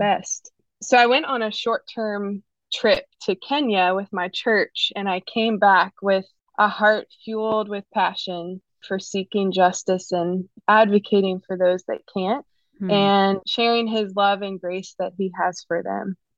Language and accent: English; the Bible Belt, United States; now in Raleigh, United States; I grew up in the Bible Belt